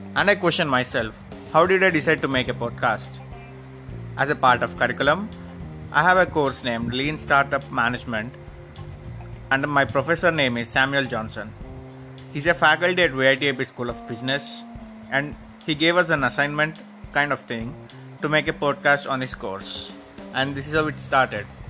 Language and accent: English; Hyderabad, Telangana, India; I'm from Hyderabad, India